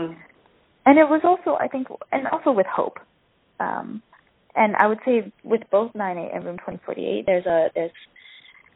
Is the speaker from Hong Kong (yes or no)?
no; Canada; first language Cantonese; I was born and raised in Canada